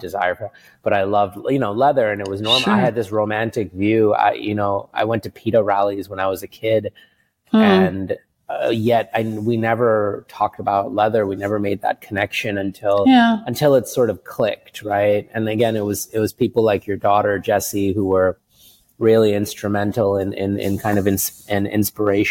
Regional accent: New York City, New York, United States; moved away as an adult; also born or lived in India / California; now in Singapore; we moved to the States. It was my brother and I and my mom and dad in 1985. And we grew up in Queens in New York City

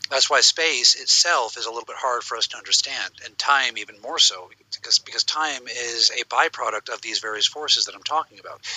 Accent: United States

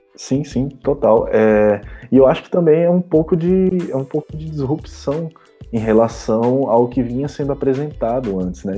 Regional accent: Recife, Pernambuco, Brazil; now in Belo Horizonte, Brazil; eu sou recifense, BH

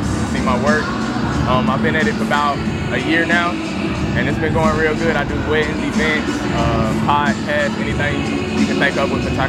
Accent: Greenville, South Carolina, United States; I'm originally from Greenville, South Carolina.

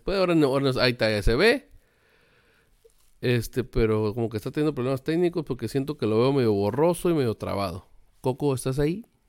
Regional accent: Ensenada, Baja California, Mexico; Yo soy de Baja California, de Ensenada

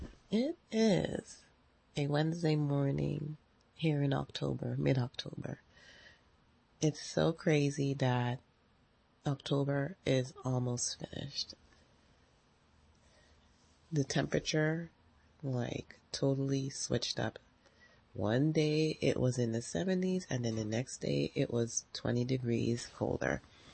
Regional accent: U.S. Virgin Islands; now in United States; And so it's great because I'm from the Virgin Islands, and what I always loved is driving and just seeing the water.

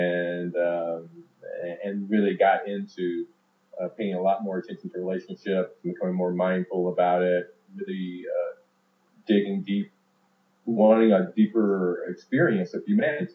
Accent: Alabama, United States; also born or lived in El Salvador / Georgia / Mississippi; I grew up in the Deep South in Georgia, Alabama, Mississippi. But particularly in Alabama, when I started school

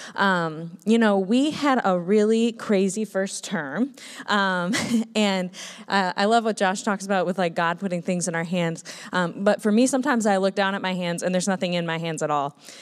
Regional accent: Minnesota, United States; moved away; I grew up in Minnesota

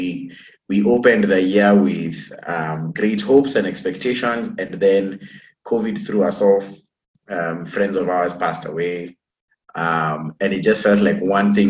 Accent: Kenya; I'm a Kenyan, I'm an African.

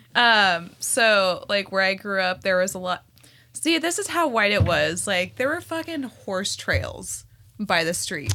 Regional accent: Scottsdale, Arizona, United States; first language Spanish; English is a second language; also born or lived in Whittier, California; now in Los Angeles, United States; I was born in Whittier, California, and then I was raised in Scottsdale, Aris-, Arizona

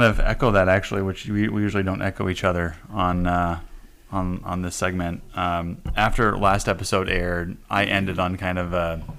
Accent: Mason City, Iowa, United States; We are coming to you on location for the first time from my hometown of Mason City, Iowa.

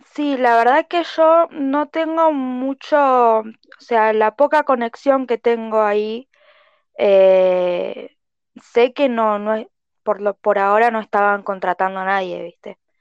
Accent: Bariloche, Río Negro, Argentina; also born or lived in Ensenada, Buenos Aires; me vine a vivir a los dos años, así que estoy acá

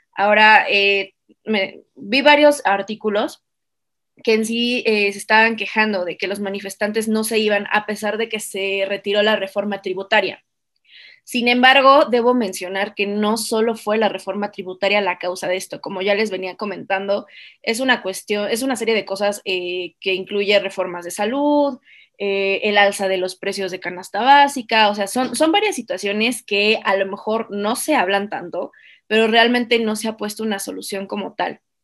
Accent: Mexico; como mexicanos

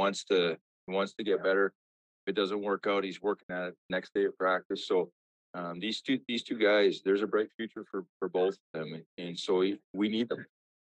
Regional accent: Armstrong, British Columbia, Canada; I lived in a small town. I was in Armstrong, British Columbia

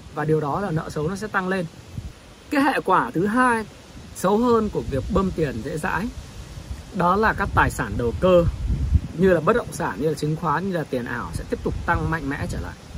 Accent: Northern Vietnam, Vietnam; accent: Northern (giọng Bắc); khi mà tôi nói chuyện thì giọng tôi giọng Bắc

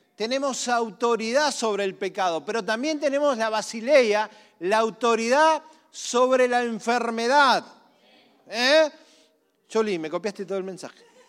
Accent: Argentina; Somos todos argentinos

